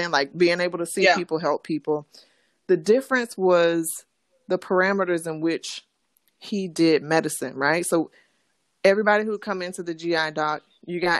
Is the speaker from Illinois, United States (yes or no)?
no; South Bay, Florida, United States; also born or lived in Tallahassee, Florida; I'm from actually a small city called South Bay. It's in Florida, Western Palm Beach County. Mm-hmm. And so, yes, I grew up in South Florida.